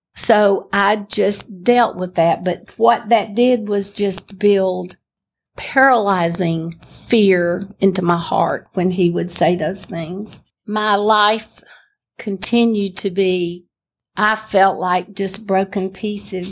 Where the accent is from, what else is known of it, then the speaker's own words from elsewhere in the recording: Pell City, Alabama, United States; I was born in Pell City, Alabama